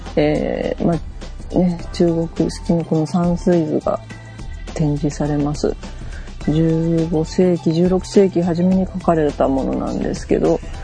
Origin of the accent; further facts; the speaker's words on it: Kyushu, Japan; 私もね、九州で生まれたにしては